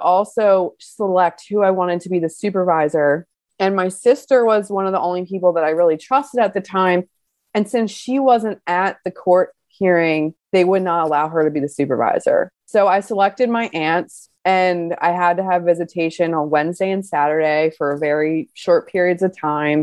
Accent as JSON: {"language": "English", "town": "Baltimore", "region": "Maryland", "country": "United States", "said": "I'm from Baltimore and I was really in surrounding areas in the county, in the city"}